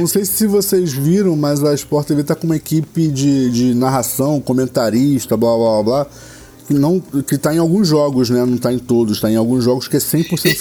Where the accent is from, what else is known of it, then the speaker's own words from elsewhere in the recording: Rio de Janeiro, Brazil; Eu sou, eu sou o típico fluminense.